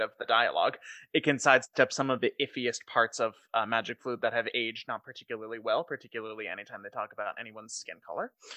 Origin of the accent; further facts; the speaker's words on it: Chicago, Illinois, United States; we're from Chicago.